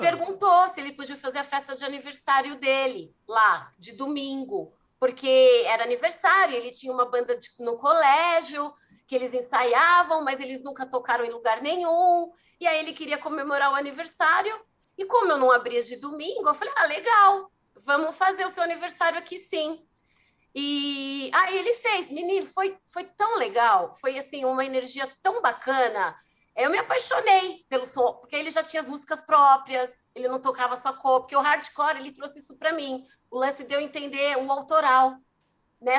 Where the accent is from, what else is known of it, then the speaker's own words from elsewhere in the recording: São Paulo, Brazil; also born or lived in ABC region, São Paulo; eu sou de São Paulo, nasci, sou paulistana, e eu fui parar na região do ABC porque eu entrei na faculdade, bem novinha, 18 anos